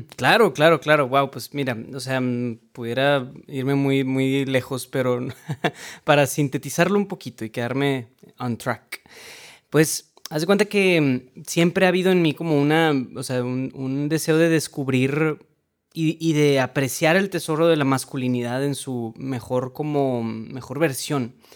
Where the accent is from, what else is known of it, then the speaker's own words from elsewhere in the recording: Monterrey, Nuevo León, Mexico; soy de Monterrey, Nuevo León, México